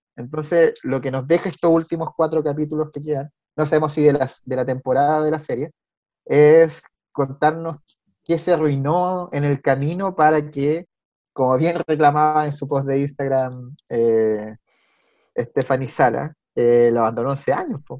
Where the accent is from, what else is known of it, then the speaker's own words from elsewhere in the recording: Chile; Y uno muy chileno